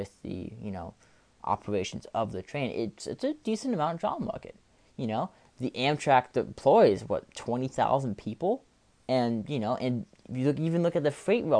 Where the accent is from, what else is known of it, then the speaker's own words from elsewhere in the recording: Maryland, United States; my home state of Maryland